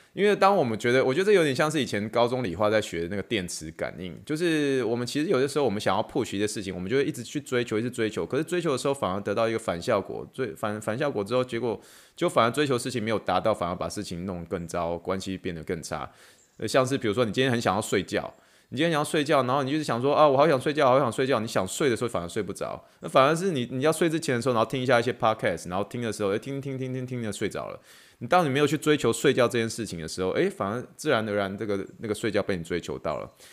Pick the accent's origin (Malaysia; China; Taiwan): Taiwan; accent: Taiwanese; moved away as an adult; now in United States; 我在台湾长大嘛，那所以我以前很常，就是帮我妈去，出去追台湾的垃圾车嘛